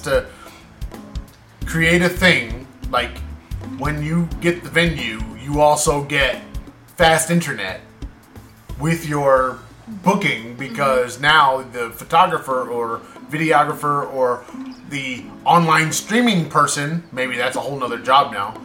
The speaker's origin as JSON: {"language": "English", "country": "United States", "said": "I'm American"}